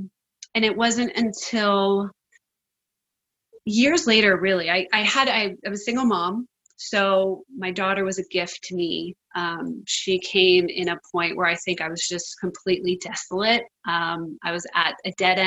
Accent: East Coast, United States; moved away; also born or lived in California; I grew up on the East Coast, but I was called out to California to be an actor.

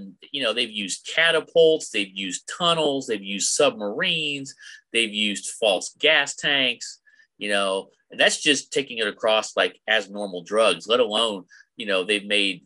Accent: United States; I'm an American.

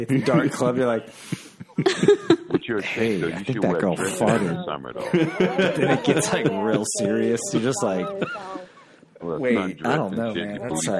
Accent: the South, United States; I'm from the South.

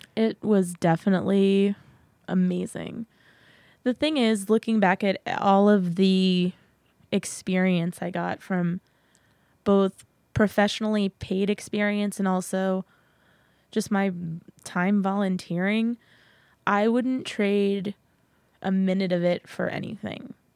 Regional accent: San Antonio, Texas, United States; moved away as an adult; now in Massachusetts, United States; I was born and raised in San Antonio, Texas

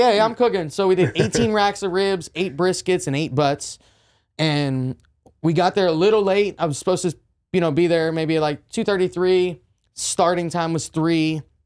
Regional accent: Jeannette, Pennsylvania, United States; also born or lived in Orange County, California; now in Texas, United States; A little city called Jeanette, P A, is where I grew up

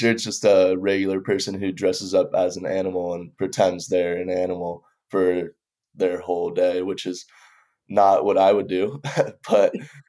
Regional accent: Southern California, United States; born or raised there; also born or lived in Denver, Colorado

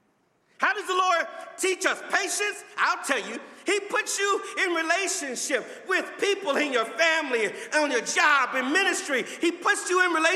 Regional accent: Los Angeles, California, United States; I grew up in Los Angeles

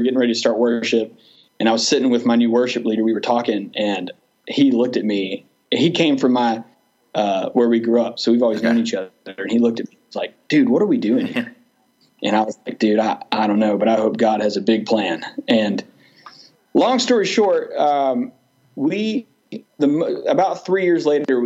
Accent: Douglasville, Georgia, United States; now in Villa Rica, United States; I grew up in Douglasville, which is right next to Villarrica.

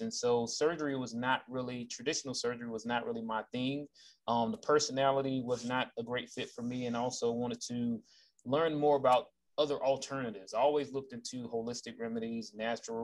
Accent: Jacksonville, Florida, United States; moved away as an adult; I'm originally from Jacksonville, Florida, born and raised

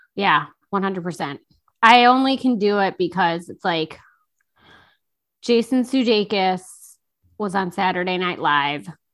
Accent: Chicago, Illinois, United States; I grew up in Chicago or in the Chicago area

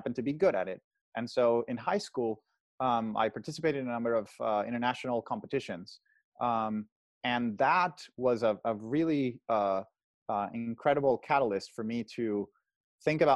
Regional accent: Caracas, Capital District, Venezuela; moved away as an adult; now in California, United States; I'm originally from Caracas, Venezuela, the capital. I was born and raised there, lived there until I was essentially 18.

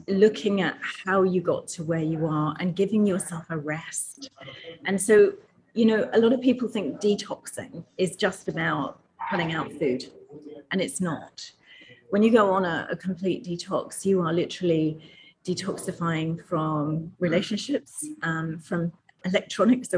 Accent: England, United Kingdom; accent: English; I'm from England, and my parents used to own a sweet and confectionery shop when I was growing up

